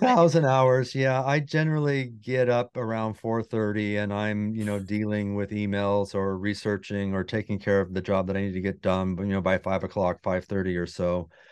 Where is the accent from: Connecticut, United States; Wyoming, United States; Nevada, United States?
Wyoming, United States; moved away as an adult; I grew up in Wyoming